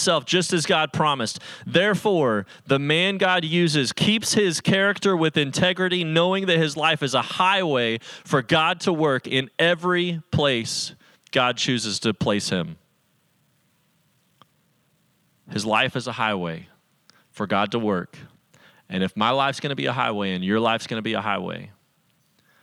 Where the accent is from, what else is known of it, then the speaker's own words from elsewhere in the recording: Salt Lake City, Utah, United States; I grew up in Salt Lake City, Utah, as one of very few Christians among a whole lot of people that were Mormon